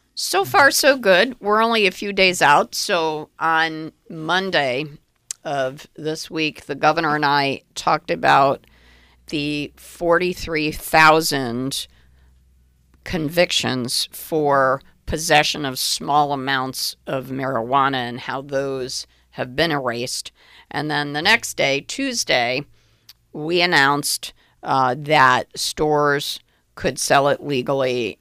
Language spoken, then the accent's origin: English; Middletown, Connecticut, United States; my hometown of Middletown